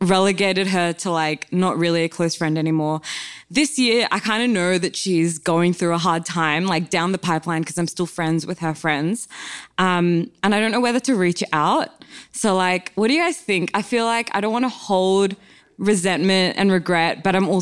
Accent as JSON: {"language": "English", "town": "Sydney", "region": "New South Wales", "country": "Australia", "said": "We're from Sydney"}